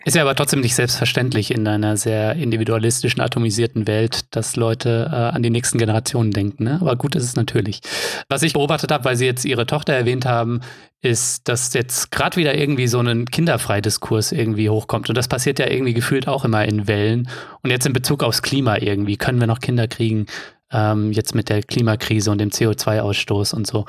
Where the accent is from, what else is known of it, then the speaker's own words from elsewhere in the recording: Offenbach am Main, Hesse, Germany; Offenbach ist meine Heimatstadt.